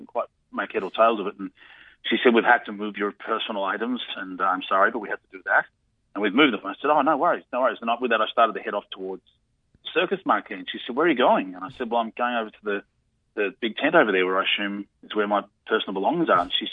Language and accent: English; Australia; I'm from Australia